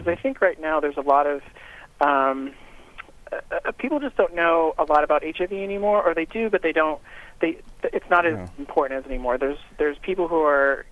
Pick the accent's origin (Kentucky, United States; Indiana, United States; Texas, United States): Indiana, United States; Northwest; also born or lived in Chicago, Illinois; I grew up in Northwest Indiana, so I'm a region rat